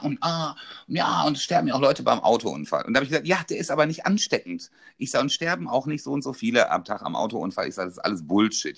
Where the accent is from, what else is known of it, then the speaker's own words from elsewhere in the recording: North Rhine-Westphalia, Germany; ich komme aus NRW